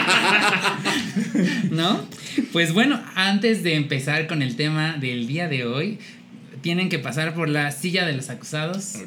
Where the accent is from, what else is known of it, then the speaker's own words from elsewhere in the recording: Puebla, Mexico; como buenas poblanas